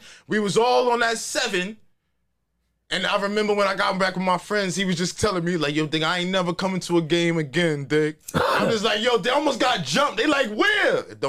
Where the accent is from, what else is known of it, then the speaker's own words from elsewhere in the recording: New York, United States; Yo, I'm from New York.